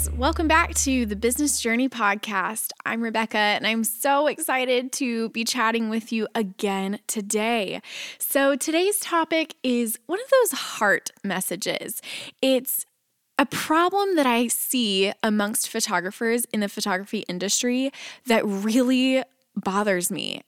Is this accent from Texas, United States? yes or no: yes; Texas, United States; moved away as an adult; now in Nashville, United States; I was leaving my hometown in Texas